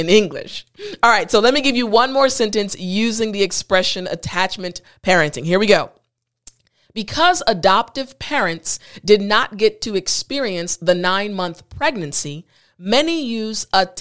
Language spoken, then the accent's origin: English; United States; also born or lived in Korea; in my culture as an American